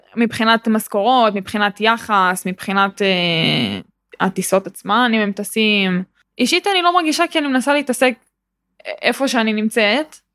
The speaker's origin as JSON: {"language": "Hebrew", "town": "Ra'anana", "region": "Central District", "country": "Israel", "said": "אני גם בת 19 אה, מרעננה"}